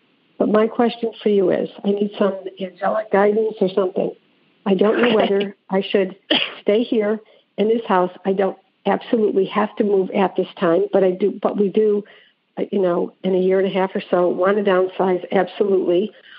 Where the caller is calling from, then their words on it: Lexington, South Carolina, United States; I'm calling from Lexington, South Carolina